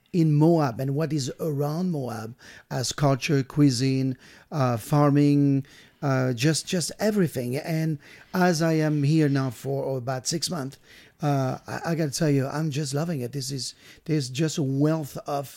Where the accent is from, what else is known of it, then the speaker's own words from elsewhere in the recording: Brittany, France; moved away; I'm from France. I'm from Bretagne, which is right on the coast of France